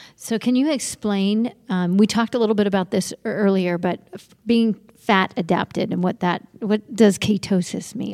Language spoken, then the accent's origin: English; Ireland; I'm from Ireland.